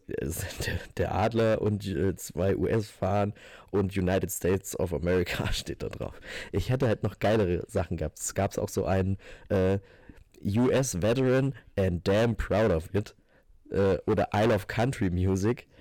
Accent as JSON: {"language": "German", "region": "Northern Hesse", "country": "Germany", "tie": "born or raised there", "moved": "yes", "said": "bei uns in der Region ist, wo ich herkomme"}